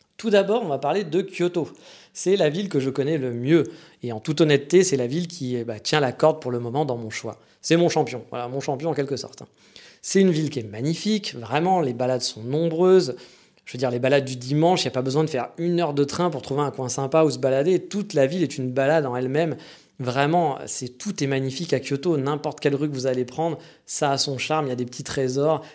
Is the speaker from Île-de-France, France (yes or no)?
yes; Paris, Île-de-France, France; now in Japan; En tant que Parisien, bon Parisien que je suis